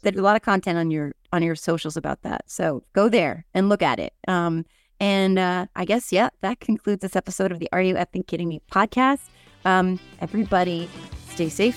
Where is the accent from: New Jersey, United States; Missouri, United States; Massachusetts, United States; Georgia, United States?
New Jersey, United States; I'm from New Jersey